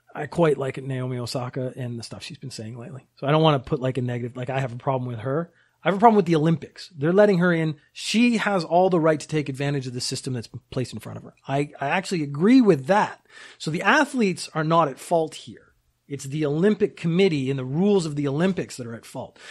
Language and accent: English; Canada; also born or lived in United Kingdom; now in Japan; I was born in the U K, I grew up in Canada, I live in Japan.